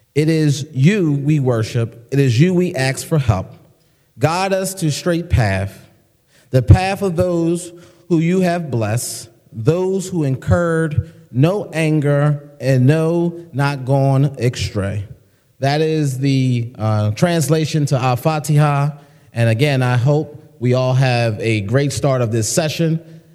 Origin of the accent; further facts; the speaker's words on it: United States; as a American Muslim